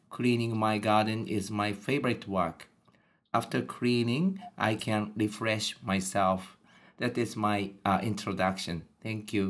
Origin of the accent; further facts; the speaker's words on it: Japan; English is a second language; I am a native Japanese, and I was born and brought up in Japan.